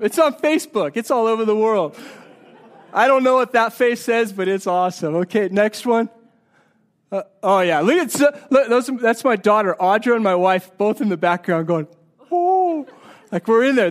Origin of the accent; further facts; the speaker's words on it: Colorado, United States; I'm from Colorado